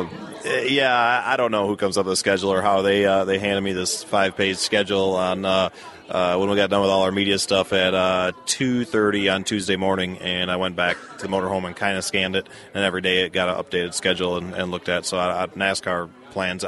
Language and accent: English; Wisconsin, United States; growing up in Wisconsin